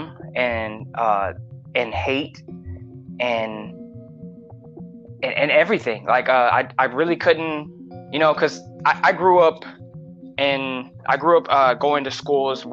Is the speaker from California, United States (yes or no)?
yes; Los Angeles, California, United States; Born and raised LA. I'm from Mid City, Pico Crenshaw